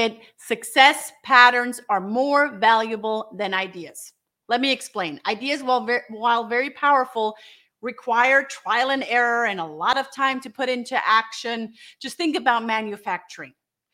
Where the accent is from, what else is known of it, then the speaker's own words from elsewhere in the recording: Germany; now in United States; I'm here in the United States, and I'm originally from Germany